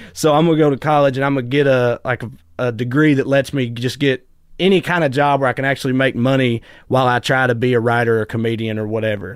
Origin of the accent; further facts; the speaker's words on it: Celina, Tennessee, United States; moved away; I grew up in a tiny little town called Salina, Tennessee